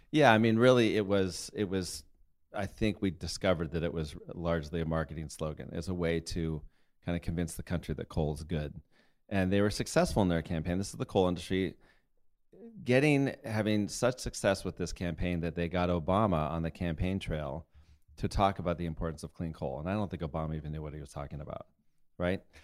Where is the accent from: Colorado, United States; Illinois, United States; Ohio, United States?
Colorado, United States; I grew up in Colorado, up in the mountains